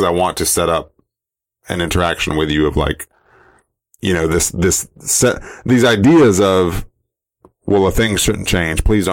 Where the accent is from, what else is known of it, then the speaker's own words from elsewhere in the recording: Georgia, United States; accent: Southerner; I grew up in Georgia.